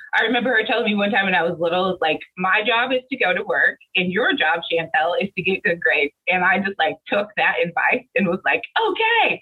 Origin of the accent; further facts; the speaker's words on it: Central Illinois, United States; I'm originally from Central Illinois. Um, I grew up in a single parent household